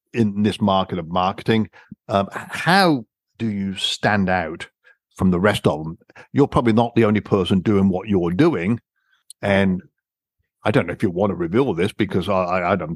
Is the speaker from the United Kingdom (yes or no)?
yes; United Kingdom; I'm a Brit